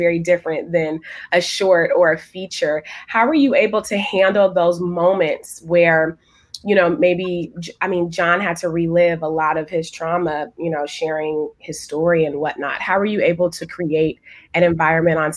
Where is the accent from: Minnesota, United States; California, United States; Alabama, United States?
California, United States; San Francisco Bay Area; I'm from the San Francisco Bay Area